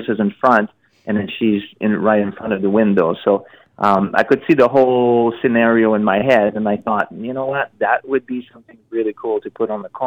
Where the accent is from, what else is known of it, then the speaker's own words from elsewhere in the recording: Montreal, Quebec, Canada; I'm from Montreal